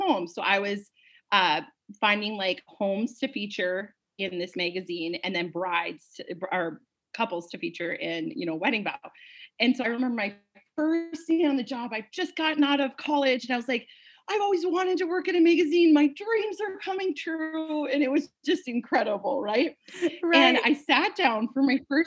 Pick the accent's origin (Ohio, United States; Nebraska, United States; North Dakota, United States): North Dakota, United States; Bismarck; moved away as an adult; also born or lived in Fargo, North Dakota; I'm originally from the Bismarck, North Dakota area